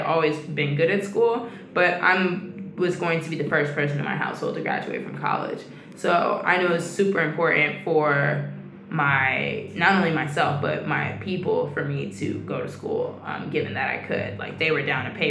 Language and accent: English; Atlanta, Georgia, United States; I'm from Atlanta, Georgia, Southwest, Cascade